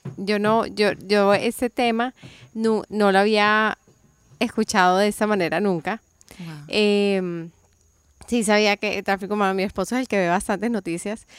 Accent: Colombia; moved away; yo crecí en Colombia

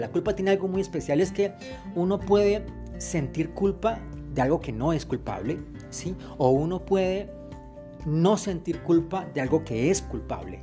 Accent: Colombia; aquí en mi país Colombia

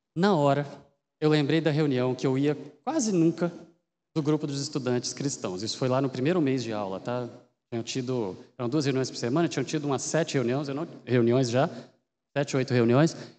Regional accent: Minas Gerais, Brazil; moved away as an adult; now in Campinas, Brazil; eu sou mineiro

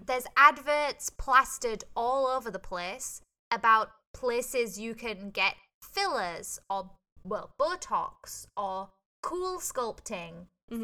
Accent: England, United Kingdom; moved away as an adult; now in Hong Kong; I'm from England

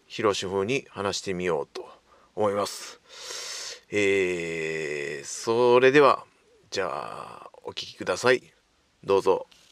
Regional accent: Nabari, Mie, Japan; 名張地元

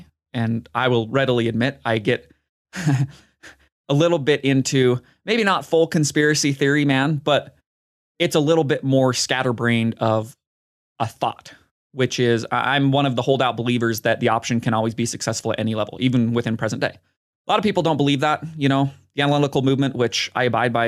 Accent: Nebraska, United States; Maybe it's because I'm so biased and I grew up in Nebraska when they were at the peak of their powers

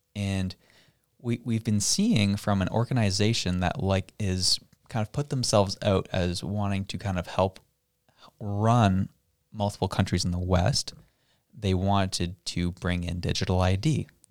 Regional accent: Canada; we as a Canadian people are a conquered people

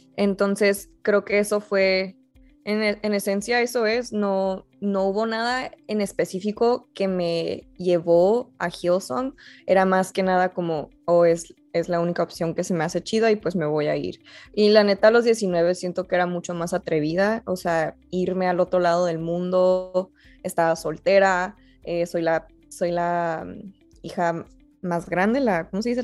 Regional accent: Mexico; la gente ya no asume que soy mexicana

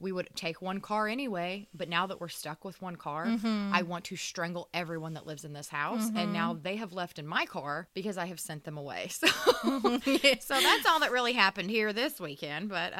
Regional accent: Indiana, United States; I'm from here, from Indiana

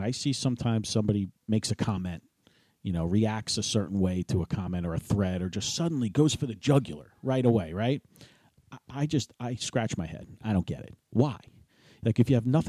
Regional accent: New York City, New York, United States; moved away as an adult; also born or lived in Hopewell Township, New Jersey; I grew up with it in New York City

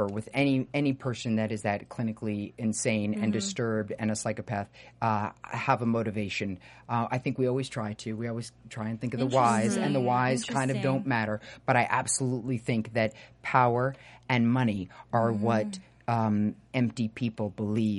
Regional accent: New York, United States; moved away as an adult; I grew up in New York

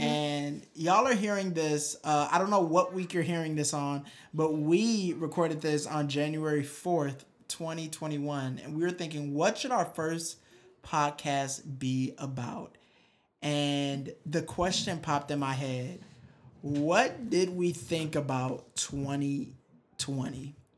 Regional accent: Detroit, Michigan, United States; I'm from Detroit, Michigan

